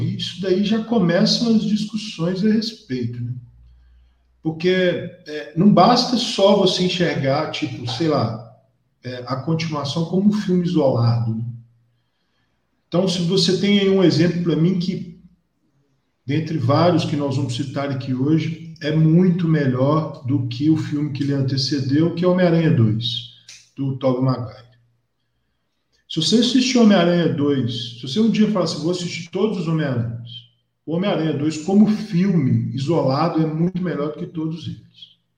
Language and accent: Portuguese; João Monlevade, Minas Gerais, Brazil; eu sou de João Molevade